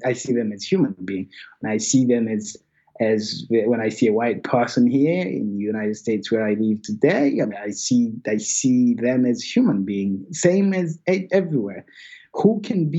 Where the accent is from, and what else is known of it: Rwanda; born or raised there; moved away